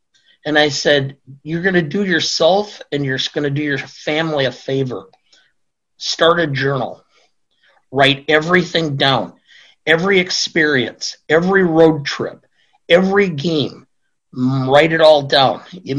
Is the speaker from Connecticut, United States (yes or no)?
no; Beloit, Wisconsin, United States; Beloit, which is my hometown.